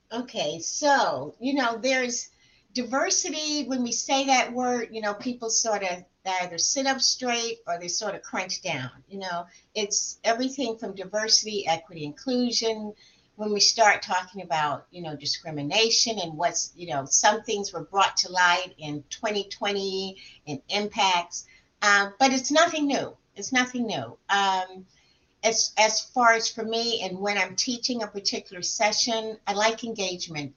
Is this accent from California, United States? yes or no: no; South Florida, United States; moved away as an adult; also born or lived in Alabama / Atlanta; I grew up in South Florida and I went to school in the deep South, Alabama.